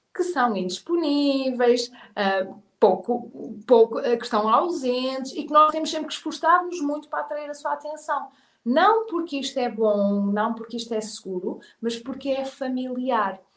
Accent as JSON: {"language": "Portuguese", "country": "Portugal", "also_born_or_lived": "England", "moved": "as an adult", "said": "o meu cérebro de português"}